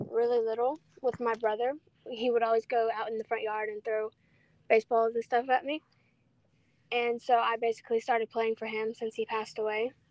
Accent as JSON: {"language": "English", "region": "Louisiana", "country": "United States", "tie": "born there", "said": "Because I was born in Louisiana"}